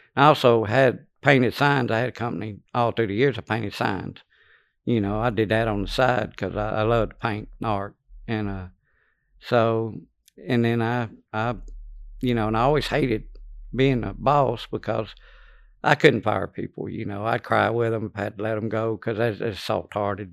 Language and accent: English; Louisiana, United States; born or raised there; also born or lived in Lake Charles, Louisiana